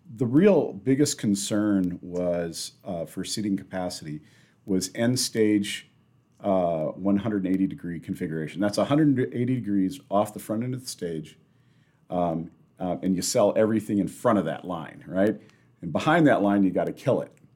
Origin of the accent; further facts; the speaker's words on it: Sioux Falls, South Dakota, United States; moved away as an adult; now in Rapid City, United States; I'm actually from Sioux Falls